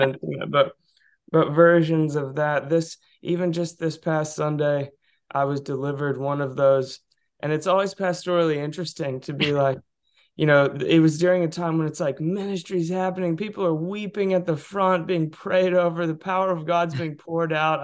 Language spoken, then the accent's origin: English; Southeast, United States; I grew up in the Southeast